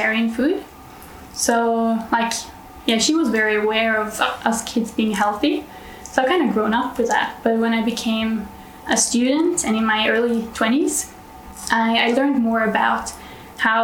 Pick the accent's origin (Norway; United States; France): Norway; I'm from Norway, so northern part of Europe